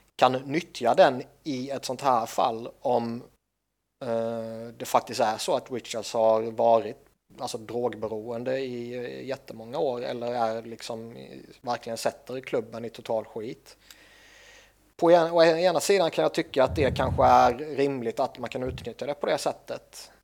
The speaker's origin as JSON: {"language": "Swedish", "country": "Sweden", "said": "jag är svensk"}